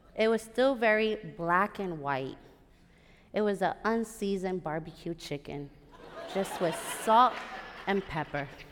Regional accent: Puerto Rico; my hometown

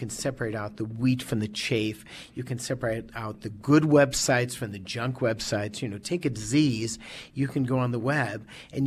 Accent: Chicago, Illinois, United States; moved away as an adult; also born or lived in Madison, Wisconsin; now in Oregon, Wisconsin, United States; born and raised in Chicago

